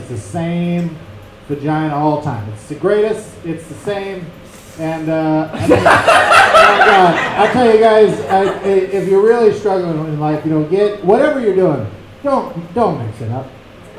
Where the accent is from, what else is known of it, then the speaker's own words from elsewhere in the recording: Fresno, California, United States; now in Los Angeles, United States; I'm originally from Fresno, California, Central Valley. I live in Los Angeles for the last 2 years.